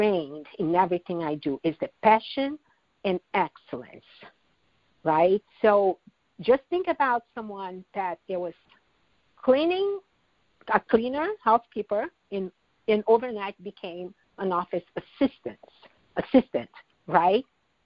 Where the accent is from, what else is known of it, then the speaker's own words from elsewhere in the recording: Brazil; moved away as an adult; now in United States; That transition from Brazil to U.S. was a life-changing experience that I survived